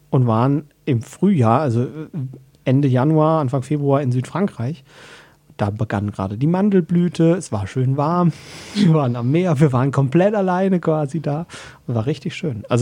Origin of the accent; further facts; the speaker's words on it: South Germany, Germany; Dazu muss man sagen, wir sind aus Süddeutschland